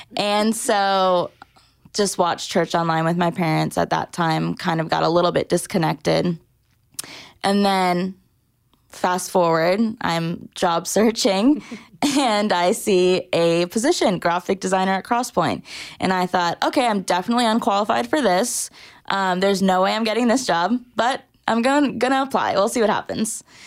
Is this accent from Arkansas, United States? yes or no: no; Orange County, Southern California, United States; moved away as an adult; also born or lived in Massachusetts; now in Nashville, United States; I was born in Massachusetts, um, but was raised most of my life in Southern California, Orange County.